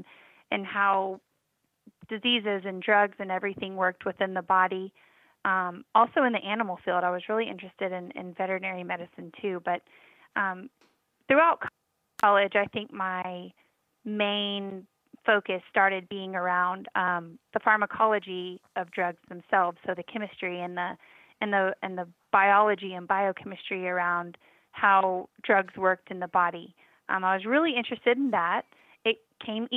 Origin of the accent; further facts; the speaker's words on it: Texas, United States; now in Georgia, United States; I was born and raised in Texas